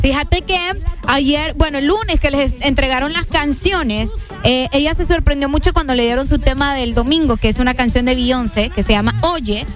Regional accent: Honduras; Como todo hondureño

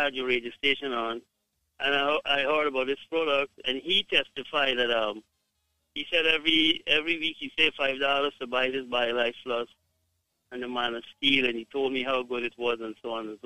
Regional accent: Guyana; I am from Guyana

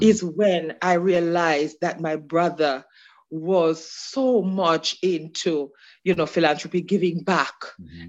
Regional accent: Osborne Store, Clarendon, Jamaica; moved away as an adult; now in Queens, United States; I'm from the community of Osborne Store in Clarendon

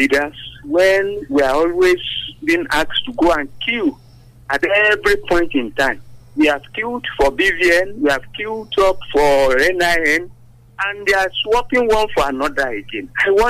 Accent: Abeokuta, Ogun State, Nigeria; from Abel Kuta.

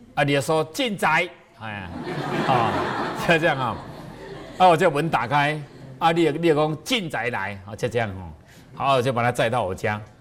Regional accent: Taiwan; 我们台湾话

